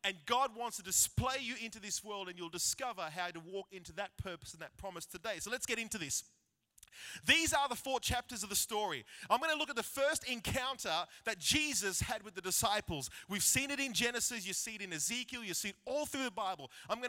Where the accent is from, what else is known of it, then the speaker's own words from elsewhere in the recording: Wagga Wagga, New South Wales, Australia; So growing up in Wagga, we were blessed to have this three-story house.